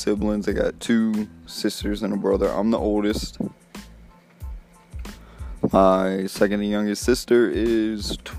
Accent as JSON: {"language": "English", "town": "Slidell", "region": "Louisiana", "country": "United States", "tie": "born there", "lives_now": "Mississippi, United States", "said": "Really, I was born in Slidell, Louisiana, 1994. And my birthday's in December. I currently live in Mississippi"}